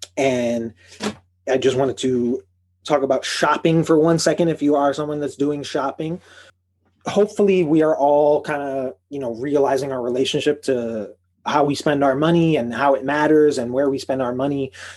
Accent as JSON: {"language": "English", "town": "Chicago", "region": "Illinois", "country": "United States", "also_born_or_lived": "Boston", "moved": "yes", "said": "from Chicago"}